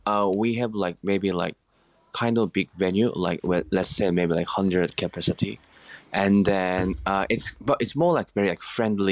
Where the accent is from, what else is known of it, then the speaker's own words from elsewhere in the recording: South Korea; English is a second language; from South Korea.